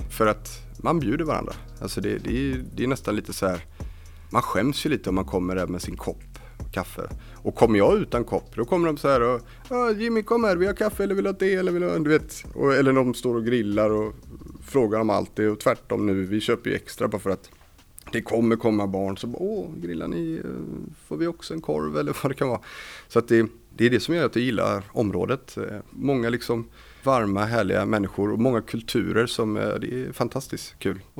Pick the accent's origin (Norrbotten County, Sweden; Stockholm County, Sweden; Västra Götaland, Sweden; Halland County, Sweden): Halland County, Sweden; Varberg; moved away as an adult; när jag flyttade hit från Varberg 2006 så flyttade jag till studentlägenheten här